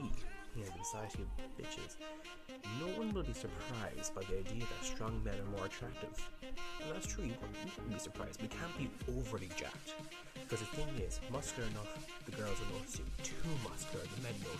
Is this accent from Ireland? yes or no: yes; Ireland; I'm Irish